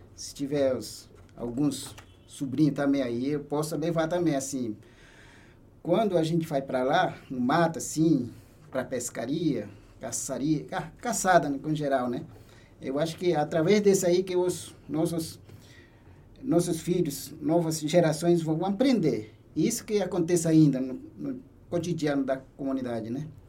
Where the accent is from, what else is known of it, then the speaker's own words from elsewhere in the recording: Brazil-Venezuela border, western Roraima, Brazil; minha comunidade fica no oeste do estado de Roraima, bem fica assim fronteira Brasil-Venezuela